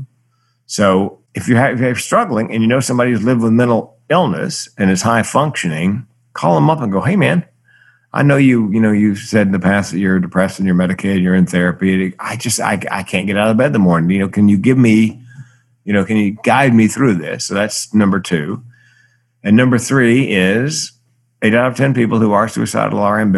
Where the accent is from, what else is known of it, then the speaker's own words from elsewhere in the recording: the South, United States; I grew up in the South where big boys didn't cry